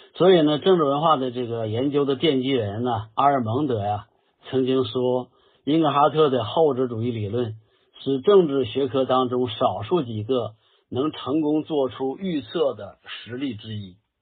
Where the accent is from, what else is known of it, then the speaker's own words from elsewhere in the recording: China; 我们中国人